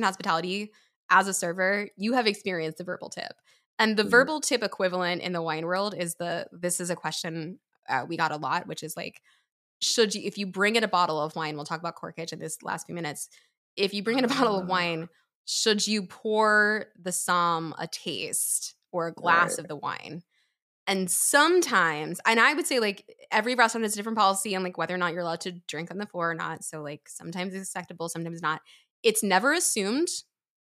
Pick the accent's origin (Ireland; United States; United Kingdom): United States; Pennsylvania; moved away as an adult; I grew up in Pennsylvania